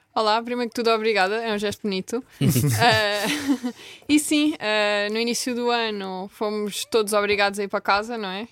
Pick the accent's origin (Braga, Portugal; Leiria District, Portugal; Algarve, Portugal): Algarve, Portugal; Vila Real de Santo António; moved away as an adult; now in Lisbon, Portugal; eu sou de Vila Real de Santo António